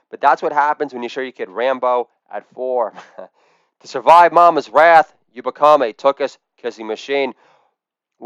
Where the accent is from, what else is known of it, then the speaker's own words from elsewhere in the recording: Edgemont, New York, United States; I'm from Edgemont, New York, not Scarsdale.